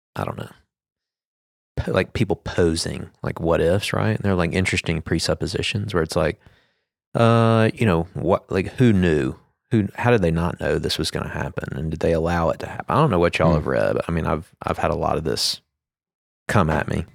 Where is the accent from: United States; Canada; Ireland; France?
United States; me being an American citizen